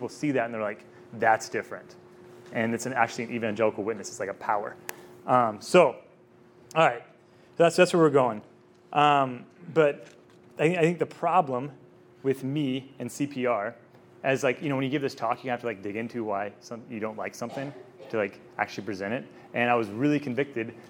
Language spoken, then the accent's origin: English; Texas, United States; I'm from Texas